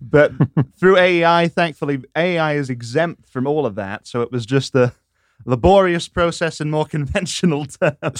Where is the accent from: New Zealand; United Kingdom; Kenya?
United Kingdom; England; moved away as an adult; now in Washington, D.C., United States; how it was back home.